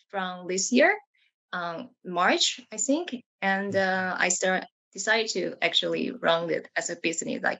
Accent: Taiwan; moved away as an adult; now in Tokyo, Japan; I'm from Taiwan as well. And I live, I currently live in Tokyo. And I moved to Tokyo like 12 years ago for my graduate school.

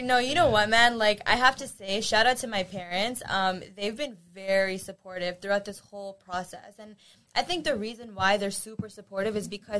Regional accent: Pakistan; So I'm Pakistani.

